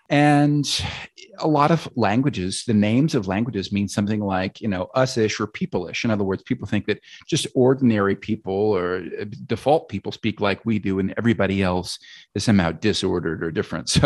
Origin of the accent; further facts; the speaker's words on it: United States; accent: American; I'm lucky to have an accent most people do consider pretty neutral uh, as an American accent, although it's not neutral in the UK.